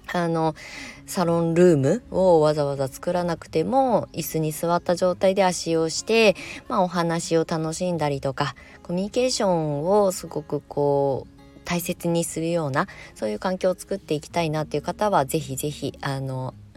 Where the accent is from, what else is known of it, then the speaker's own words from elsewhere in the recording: Kasama, Ibaraki, Japan; moved away; also born or lived in Shonan, Kanagawa; 茨城県笠間市に U ターンしてきて1年なんですけど結構あの戦々恐々としております生まれ育った場所なんですけど